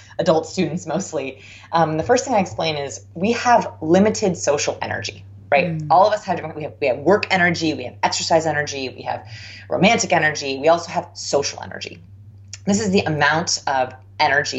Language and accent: English; Southern California, United States; I grew up in Southern California, so it never rained